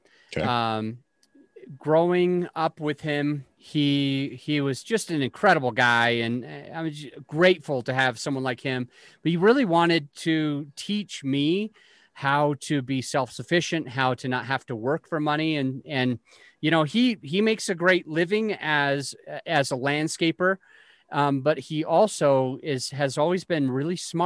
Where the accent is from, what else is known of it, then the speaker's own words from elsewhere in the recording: Utah, United States; now in Colorado, United States; I am originally from Utah. Now I live in Colorado.